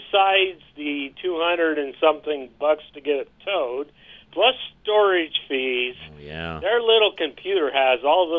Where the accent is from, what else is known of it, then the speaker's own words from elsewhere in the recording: Philadelphia, Pennsylvania, United States; I came from Philly.